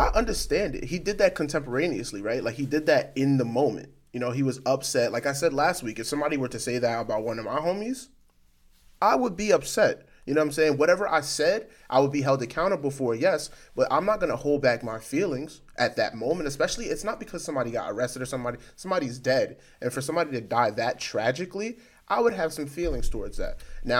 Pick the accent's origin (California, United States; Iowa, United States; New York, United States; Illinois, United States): New York, United States; You live in LA. I'm from New York.